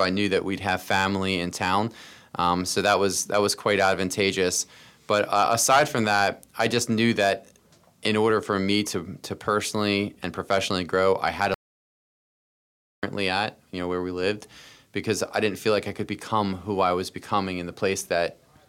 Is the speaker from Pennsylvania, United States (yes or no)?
yes; Boyertown, Pennsylvania, United States; I was a kid from Boyertown, although we moved a lot as kids, but we lived, you know, all over kind of southeastern PA.